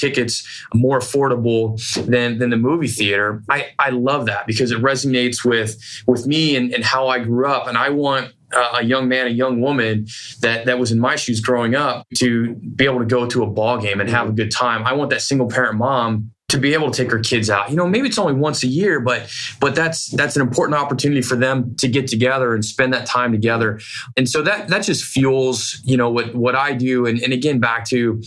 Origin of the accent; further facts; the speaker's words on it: Bourbonnais, Illinois, United States; also born or lived in Ohio; now in Sacramento, United States; I was 5 years old at that time when we moved from Ohio to a small town, Illinois